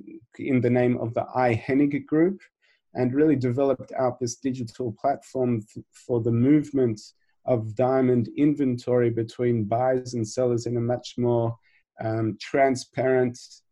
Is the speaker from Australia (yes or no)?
yes; Australia; which growing up in Australia, I never thought I would end up in the diamond industry.